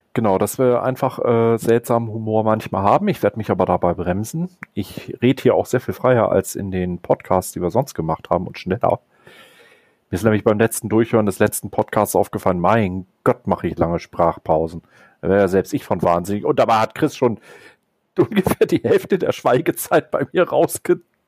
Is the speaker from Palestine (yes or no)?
no; Northern Germany, Germany; ich bin Norddeutscher. Bei uns trinkt man zum Beispiel auch Bananenweizen